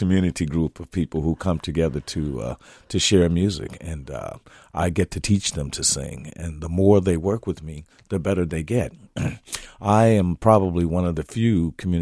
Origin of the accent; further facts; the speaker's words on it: Gary, Indiana, United States; moved away as an adult; now in Minnesota, United States; growing up in Gary, Indiana